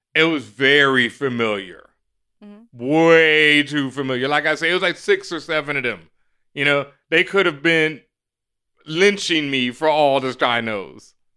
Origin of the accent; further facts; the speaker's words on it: Houston, Texas, United States; I grew up in Third Ward, Houston, Texas